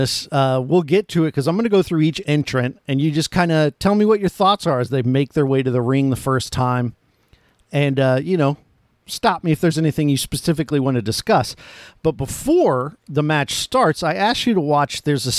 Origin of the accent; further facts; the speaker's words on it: Florida, United States; I'm from Florida.